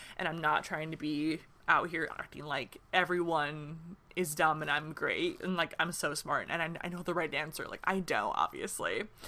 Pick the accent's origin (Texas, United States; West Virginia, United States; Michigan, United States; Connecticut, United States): Michigan, United States; now in Nashville, United States; I'm from Michigan, but I live in Nashville right now